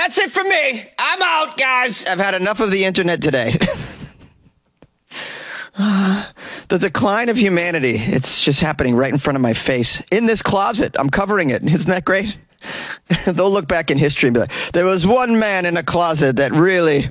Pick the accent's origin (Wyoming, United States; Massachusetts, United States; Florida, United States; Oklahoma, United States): Massachusetts, United States; Boston; I'm from Boston